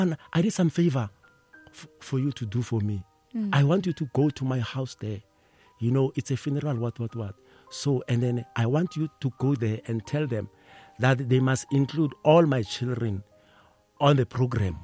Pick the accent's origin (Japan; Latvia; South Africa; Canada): South Africa; Pretoria, Gauteng; We were from Mamelodi